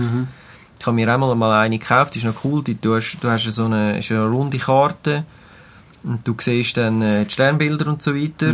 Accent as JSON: {"language": "German", "country": "Switzerland", "said": "bei uns in der Schweiz"}